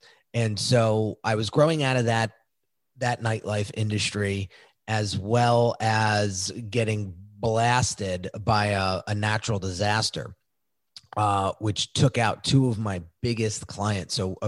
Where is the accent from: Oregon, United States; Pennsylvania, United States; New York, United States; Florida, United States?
New York, United States; I grew up outside of New York City, and that was a big thing in my neighborhood